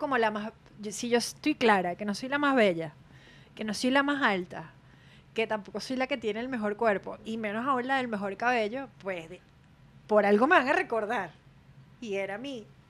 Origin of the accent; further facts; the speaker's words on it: Maracay, Aragua, Venezuela; yo nací en Aragua, en Maracay, y representé Distrito Federal